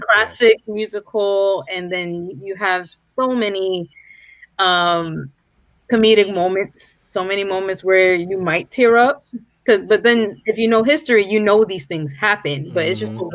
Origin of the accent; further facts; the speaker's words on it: New York, United States; I've been in New York all my life